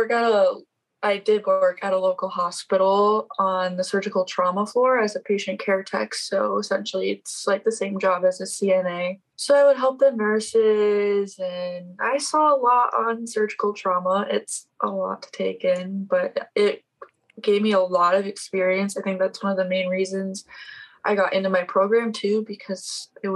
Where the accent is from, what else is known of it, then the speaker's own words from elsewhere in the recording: South Dakota, United States; I'm from South Dakota, which is, yes, people actually live here